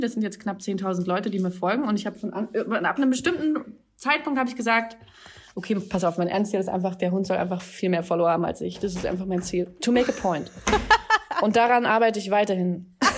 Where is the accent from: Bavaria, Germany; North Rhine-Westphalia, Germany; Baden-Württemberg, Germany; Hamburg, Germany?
Hamburg, Germany; moved away as an adult; now in Berlin, Germany; Ich bin in Hamburg geboren